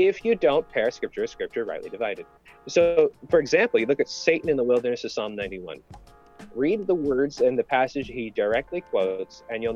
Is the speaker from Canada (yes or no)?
yes; Canada; I'm Canadian